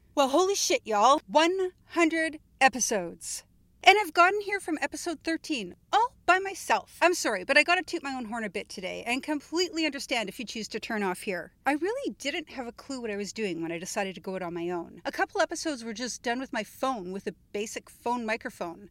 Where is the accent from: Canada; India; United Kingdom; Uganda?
Canada; my home country